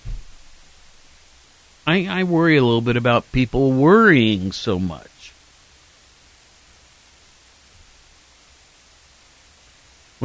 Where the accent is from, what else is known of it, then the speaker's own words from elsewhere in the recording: Worthington, Ohio, United States; also born or lived in Norfolk, Virginia; now in Athens, Ohio; my hometown of Worthington